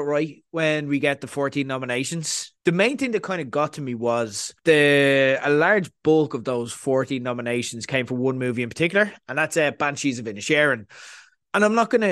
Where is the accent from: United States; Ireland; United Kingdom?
Ireland